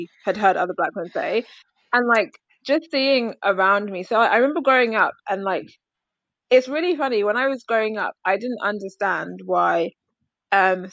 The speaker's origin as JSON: {"language": "English", "region": "London", "country": "United Kingdom", "tie": "born or raised there", "said": "I grew up in South London, but went to school in like primary school, went to school kind of south, but like more Beckenham kind of Kent area"}